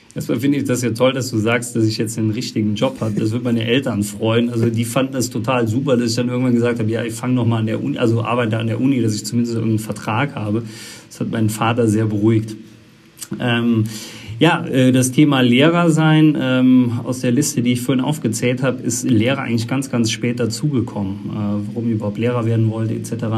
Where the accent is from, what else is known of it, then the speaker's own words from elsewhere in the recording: Eisenschmitt, Rhineland-Palatinate, Germany; moved away; ich komme äh, aus der Eifel, Eisenschmidt der Ort